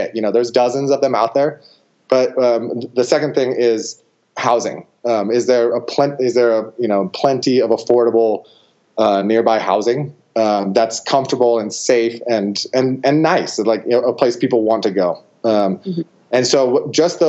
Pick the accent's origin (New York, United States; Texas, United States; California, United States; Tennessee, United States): California, United States; Truckee; a course in my hometown, actually, of Truckee, California, which is just near Lake Tahoe, California